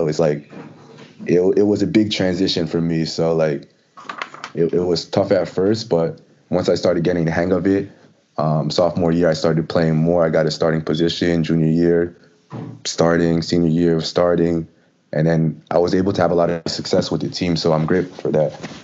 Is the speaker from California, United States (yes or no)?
no; Jackson, New Jersey, United States; moved away as an adult; also born or lived in Wake Forest; now in Orlando, United States; I'm from originally from Jackson, New Jersey